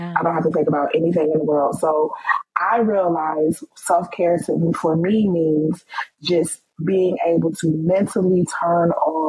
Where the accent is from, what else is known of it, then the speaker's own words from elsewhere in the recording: New York, United States; moved away as an adult; also born or lived in Washington, D.C.; now in Maryland, United States; we're from New York. You don't live in New York anymore. I don't live in New York anymore. I live in Maryland